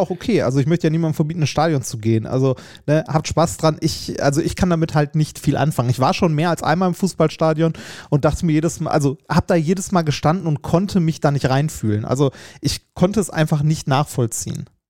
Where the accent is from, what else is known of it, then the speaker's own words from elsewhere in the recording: Essen, North Rhine-Westphalia, Germany; Altendorf, äh, stadtnah im Norden, wo ich groß geworden bin.